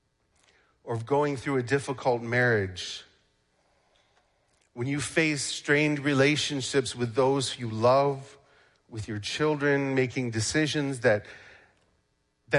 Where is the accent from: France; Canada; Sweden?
Canada; now in United States; I am Canadian, but I'm a U.S. citizen now